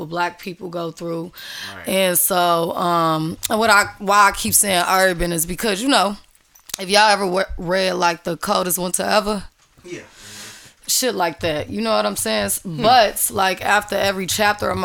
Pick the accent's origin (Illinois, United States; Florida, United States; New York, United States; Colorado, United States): Illinois, United States; Chicago; also born or lived in Minneapolis; I'm from Chicago. I was raised half and half, half in Minneapolis